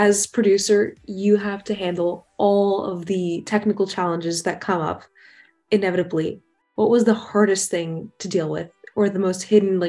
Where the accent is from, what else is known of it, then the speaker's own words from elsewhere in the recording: Russia; moved away; because I'm also from Russia